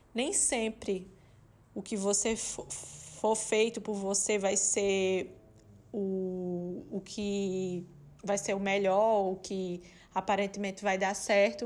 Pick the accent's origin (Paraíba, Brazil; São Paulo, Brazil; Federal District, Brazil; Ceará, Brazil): Paraíba, Brazil; Campina Grande; moved away as an adult; also born or lived in Brasília / Recife; now in Maringá, Brazil; Eu trabalhava no hospital universitário da minha cidade natal, de Campina Grande.